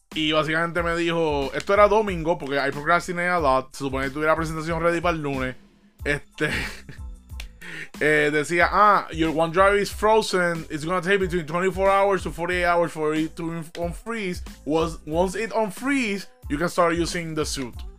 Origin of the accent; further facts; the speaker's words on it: Puerto Rico; yo como buen puertorriqueño